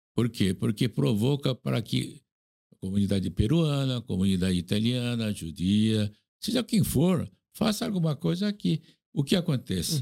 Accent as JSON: {"language": "Portuguese", "country": "South Korea", "tie": "born or raised there", "second_language": "Portuguese", "moved": "yes", "lives_now": "Brazil", "said": "eu nasci na Coreia, estou aqui, muito tempo"}